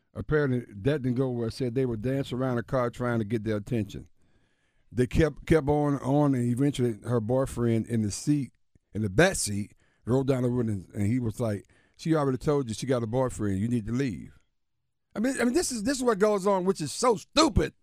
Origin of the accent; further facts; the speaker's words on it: Alabama, United States; my home state